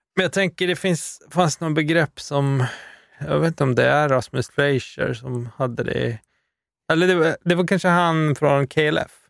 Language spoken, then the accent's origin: Swedish; Luleå, Norrbotten County, Sweden; jag är ju från Luleå